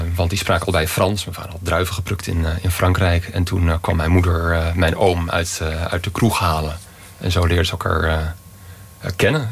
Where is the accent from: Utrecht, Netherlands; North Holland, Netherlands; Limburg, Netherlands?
Utrecht, Netherlands; now in Madrid, Spain; ik kom uit Utrecht